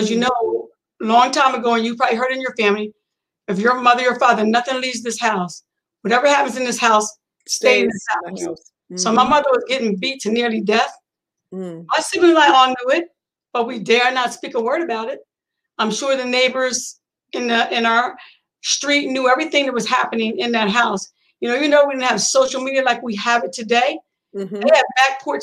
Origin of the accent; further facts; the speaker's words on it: York, Pennsylvania, United States; I was born in Pennsylvania in a small town back then called York, Pennsylvania